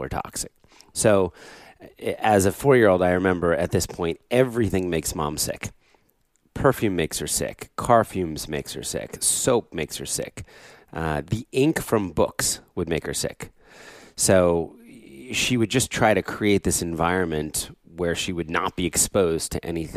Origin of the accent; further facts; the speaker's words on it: southern New Jersey, United States; also born or lived in Philadelphia; we moved to get from Philadelphia, where I was born, to southern New Jersey